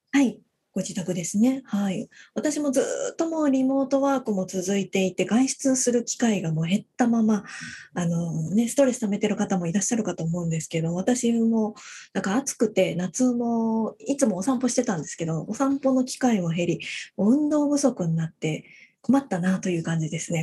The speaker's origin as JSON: {"language": "Japanese", "region": "Fukuoka", "country": "Japan", "tie": "born or raised there", "said": "私も福岡出身なので"}